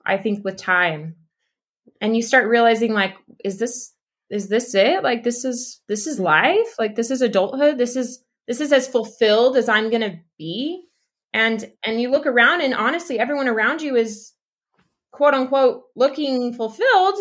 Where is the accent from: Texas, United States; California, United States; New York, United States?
Texas, United States; East; moved away as an adult; also born or lived in Utah; now in Mexico; I was raised in East Texas